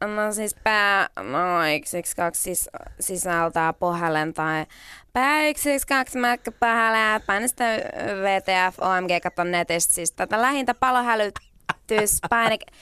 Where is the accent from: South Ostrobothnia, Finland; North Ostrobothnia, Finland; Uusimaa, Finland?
Uusimaa, Finland; Kerava; Mä olin pieni keravalainen.